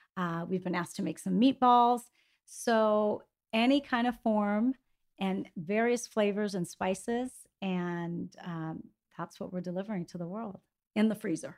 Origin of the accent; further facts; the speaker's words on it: Greece; moved away; growing up in Greece